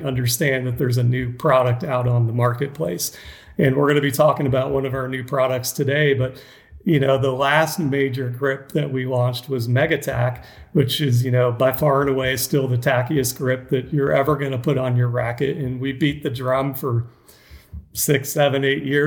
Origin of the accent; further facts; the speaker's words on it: Atlanta, Georgia, United States; I was raised in Atlanta, played tennis as a junior in Georgia